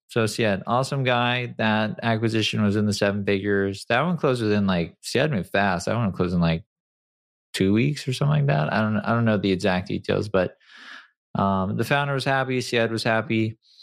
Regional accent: San Clemente, California, United States; also born or lived in Detroit, Michigan; I grew up in Detroit. I moved to San Clemente when I was, you know, like, five

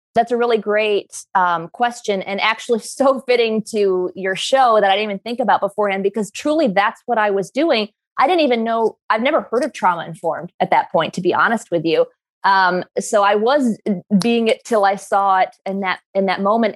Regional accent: New York, United States; I come from where I grew up in New York

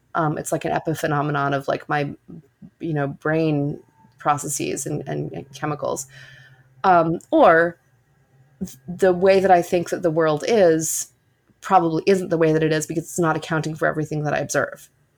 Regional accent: New York City, New York, United States; I grew up completely secular on the Upper West Side of Manhattan, where we've just moved back to, actually, from Queens

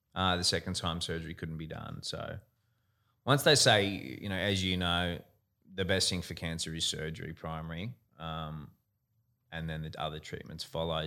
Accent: Gold Coast, Queensland, Australia; have always always lived on the Gold Coast, born and bred on the Gold Coast

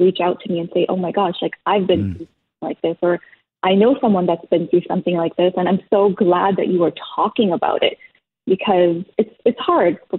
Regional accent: Toronto, Ontario, Canada; I was raised in Toronto

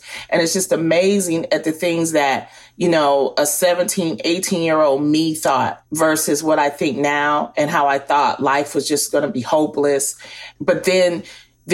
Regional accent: Detroit, Michigan, United States; In Detroit, Michigan, where I grew up

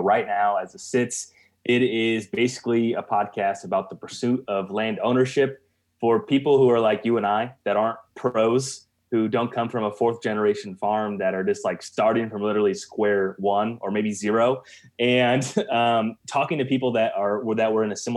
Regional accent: Central Illinois, United States; I'm from Central Illinois

